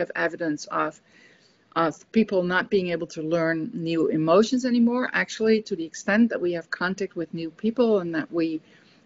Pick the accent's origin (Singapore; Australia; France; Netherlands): Netherlands; moved away; also born or lived in United States; when I come back to a Dutch context, that I'm more feeling my emotions as a Dutch person